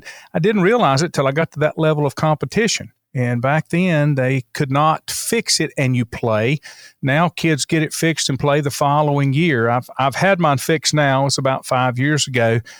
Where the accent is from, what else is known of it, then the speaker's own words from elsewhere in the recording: Crouse, North Carolina, United States; Lincoln County born and bred.